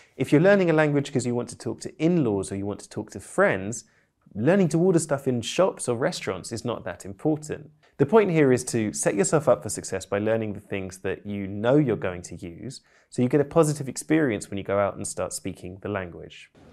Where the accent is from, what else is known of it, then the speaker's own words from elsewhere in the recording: United Kingdom; I'm British polyglot